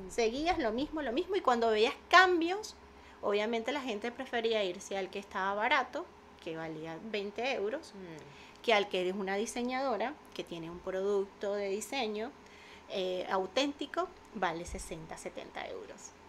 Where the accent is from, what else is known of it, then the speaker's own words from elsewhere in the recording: Venezuela; yo vengo con una idea de Venezuela, de los bazares